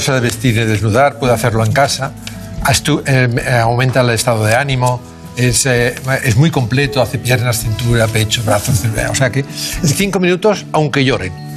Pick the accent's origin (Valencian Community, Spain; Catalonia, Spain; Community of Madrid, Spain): Catalonia, Spain; Barcelona; nacimos en, nacimos en Barcelona. Bueno, mi padre en Tarrasa y yo en Barcelona.